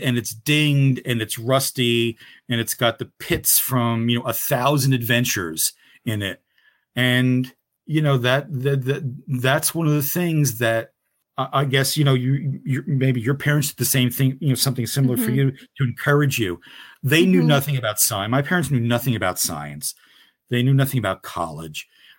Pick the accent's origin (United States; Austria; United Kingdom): United States; Newark, New Jersey; I grew up in the Ironbound section of Newark, New Jersey, and then mm-hmm. Kearney across the river, you know, very urban.